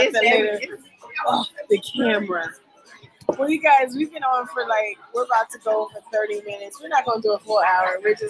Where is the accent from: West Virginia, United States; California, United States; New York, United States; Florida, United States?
California, United States; the Bay Area; we just like to say we're from the Bay.